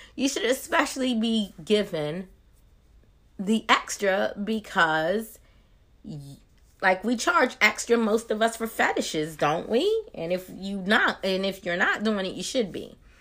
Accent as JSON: {"language": "English", "region": "Maryland", "country": "United States", "moved": "as an adult", "lives_now": "Georgia, United States", "said": "I'm originally from Maryland, but Georgia, where I've lived for the last decade"}